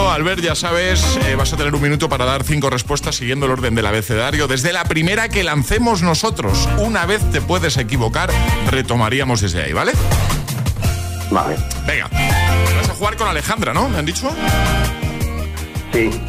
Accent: Barcelona, Catalonia, Spain; yo soy de Barcelona.

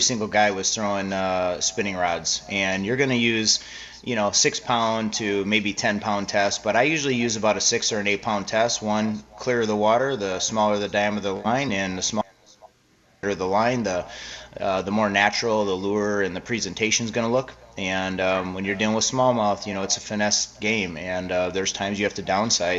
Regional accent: Wisconsin, United States; now in Arizona, United States; I'm originally from Wisconsin, which is why I spend a lot of time up here.

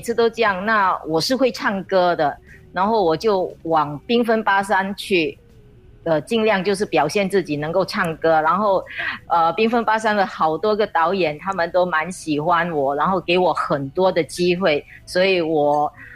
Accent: Singapore; 因为我们是从训练班出来的，当时是我们新加坡的经济萧条

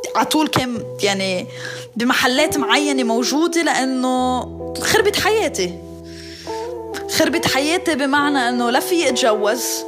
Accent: Lebanon; moved away as an adult; now in Brazil; أنا خلقت بلبنان ربيت بلبنان لبنان بالنسبة لإلي بلدي وطني

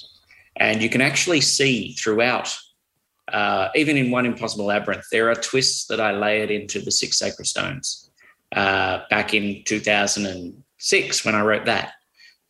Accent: Australia; I'm still Australian.

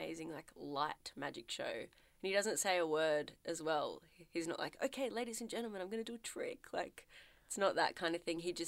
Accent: Melbourne, Victoria, Australia; I'm from Melbourne, which is in Victoria, which is in Australia

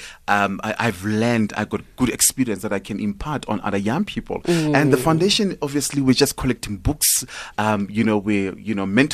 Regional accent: Johannesburg, Gauteng, South Africa; also born or lived in Limpopo / Pretoria; I was born and bred here in Joburg.

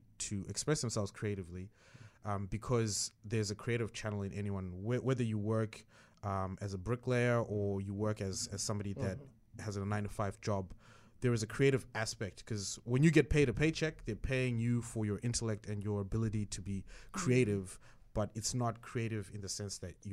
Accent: Zimbabwe; I grew up in Zimbabwe

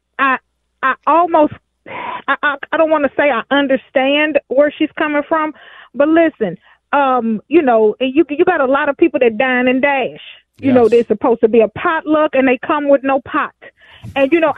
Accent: Houston, Texas, United States; moved away as an adult; also born or lived in Twin Cities, Minnesota; I grew up in Houston

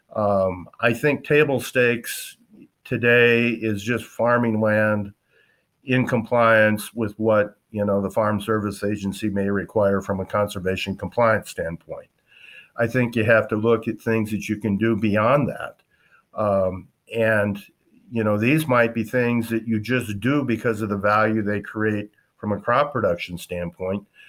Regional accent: western South Dakota, United States; also born or lived in Wisconsin; I grew up in South Dakota, western part, on a cow-calf ranching operation.

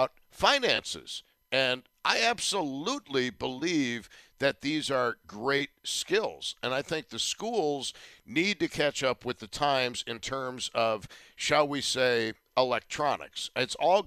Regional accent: Tonawanda, New York, United States; the various schools I attended, Brighton Elementary, Benjamin Franklin Junior High School, Kenmore East, and then UB

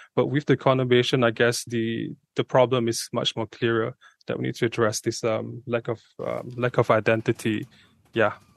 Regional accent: Subang Jaya, Selangor, Malaysia; I'm from Subha myself

